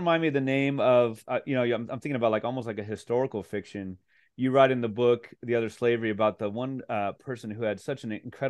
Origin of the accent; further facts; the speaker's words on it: Mexico City, Mexico; Well, growing up in Mexico City, I know that he's not from it.